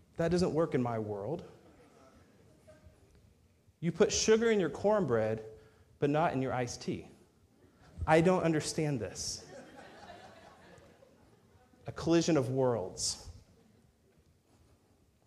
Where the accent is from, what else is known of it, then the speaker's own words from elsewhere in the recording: Texas, United States; moved away as an adult; I'm a Texan